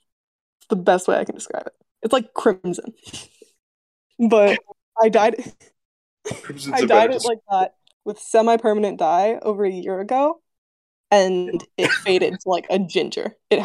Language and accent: English; Canada; I am Canadian.